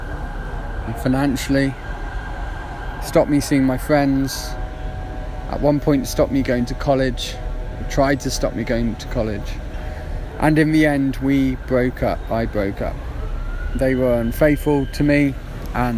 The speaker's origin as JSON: {"language": "English", "area": "Worcestershire", "region": "West Midlands", "country": "United Kingdom", "tie": "born or raised there", "also_born_or_lived": "Putney, London", "moved": "as an adult", "lives_now": "Turkey", "said": "I was born in Worcestershire in the West Midlands in the UK in 1990, and I had a fairly chaotic upbringing"}